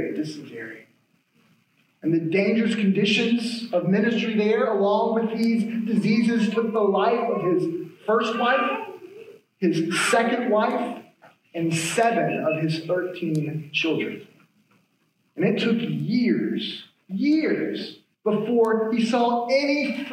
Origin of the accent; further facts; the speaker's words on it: United States; as Americans, and I think this is a unique temptation we face as American Christians